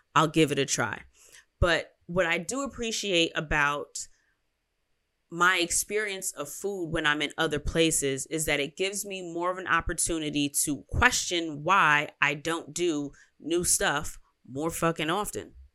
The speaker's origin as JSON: {"language": "English", "country": "United States", "said": "I'm American"}